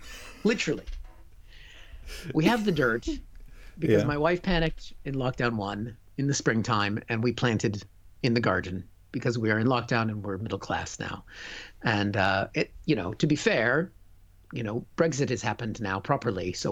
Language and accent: English; Seattle, Washington, United States; moved away as an adult; now in United Kingdom; I'm from Seattle